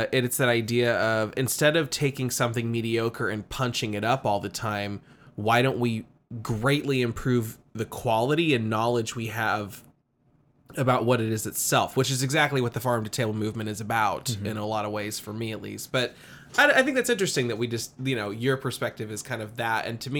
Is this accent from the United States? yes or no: yes; Midwest, United States; I grew up in the Midwest.